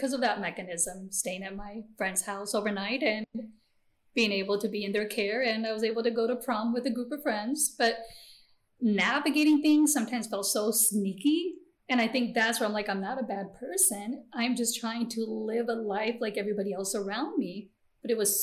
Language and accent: English; United States; first language Gujarati; English is a second language; also born or lived in India / San Francisco / Oklahoma / Nebraska; growing up in the Quad Cities